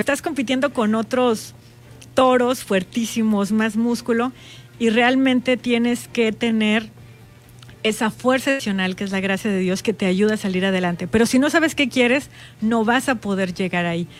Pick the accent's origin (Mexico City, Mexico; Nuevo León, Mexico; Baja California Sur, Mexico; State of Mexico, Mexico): Baja California Sur, Mexico; las sudcalifornianas y las mexicanas